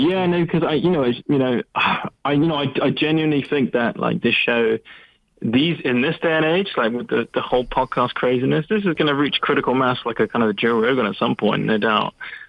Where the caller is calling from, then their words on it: London, United Kingdom; Oh, hi. It's … again from London.